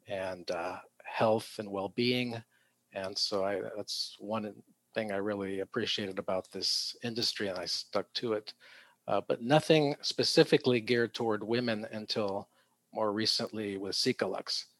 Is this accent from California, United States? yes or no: yes; San Diego, California, United States; also born or lived in Tijuana, Mexico; I was born here, but my first two years I lived in uh, Mexico across the border in Tijuana. Oh. Um, so I was about three years old when the entire family moved uh, back up to San Diego